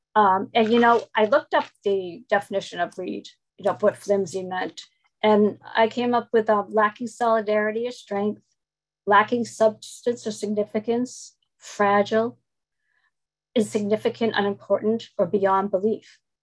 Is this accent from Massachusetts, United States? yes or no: yes; Boston, Massachusetts, United States; I'm from Boston, Massachusetts.